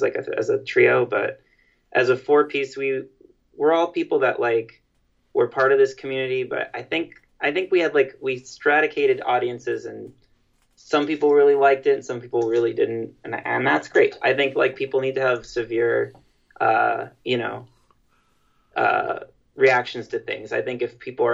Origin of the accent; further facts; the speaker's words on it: New York City, New York, United States; we're all from New York City